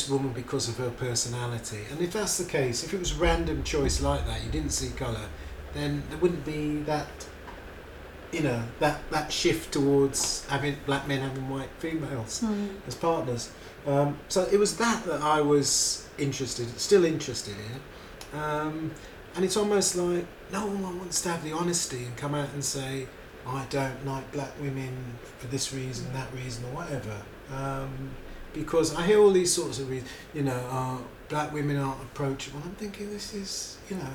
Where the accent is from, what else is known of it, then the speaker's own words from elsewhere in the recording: Barbados; also born or lived in Britain; now in United Kingdom; we grew up in Barbados